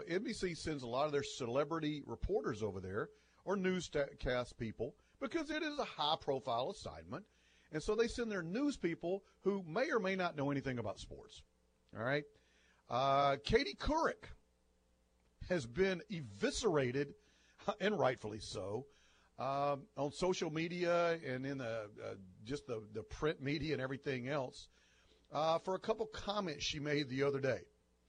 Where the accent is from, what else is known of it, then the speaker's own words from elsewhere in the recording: United States; I'm an American